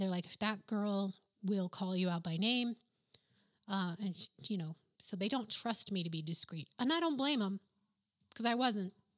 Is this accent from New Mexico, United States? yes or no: yes; New Mexico, United States; first language English; moved away as an adult; also born or lived in Boston / New York; I'm from New Mexico, where professionals really don't did, or didn't dress all that great.